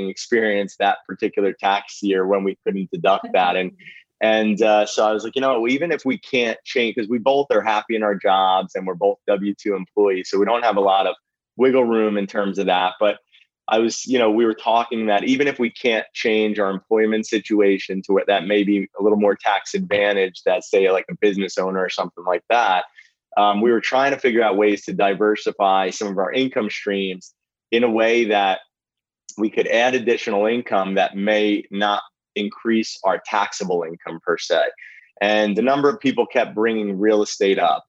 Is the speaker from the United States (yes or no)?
yes; New Jersey, United States; also born or lived in Philadelphia; I grew up in New Jersey